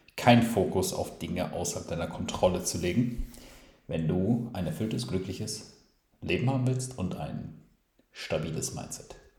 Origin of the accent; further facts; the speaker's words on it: Ruhrpott, North Rhine-Westphalia, Germany; wir sagen auch hier im Ruppert, wo ich, also hier im Ruppert, äh, auch wenn ich da jetzt aktuell nicht bin, aber wo ich herkomme, dann sage ich immer hier im Ruppert